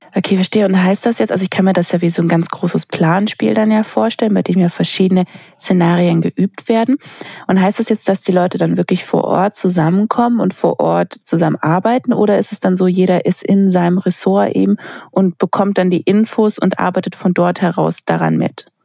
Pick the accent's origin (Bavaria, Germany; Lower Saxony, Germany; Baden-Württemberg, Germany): Baden-Württemberg, Germany; Sindelfingen; ich komme aus Sindelfingen bei Stuttgart unten, wo ja Daimler herkommt. Das heißt, ja. ganz, ganz viele bei uns haben genau das in den Sommerferien gemacht